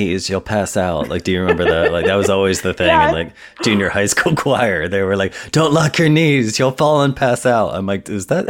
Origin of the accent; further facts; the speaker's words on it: Midwest, United States; obviously I grew up in the Midwest